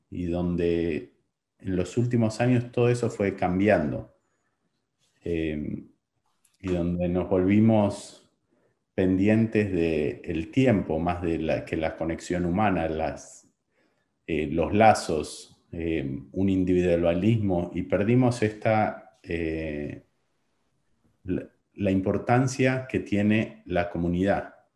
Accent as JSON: {"language": "Spanish", "region": "Buenos Aires", "country": "Argentina", "tie": "born there", "said": "nací, nací en Buenos Aires eh, pasando de una gran ciudad, de una educación tradicional, de una familia tradicional"}